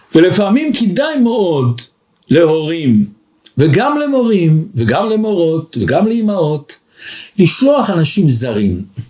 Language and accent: Hebrew; Israel; moved away as an adult; now in Antwerp, Belgium; אני בא מארץ הקודש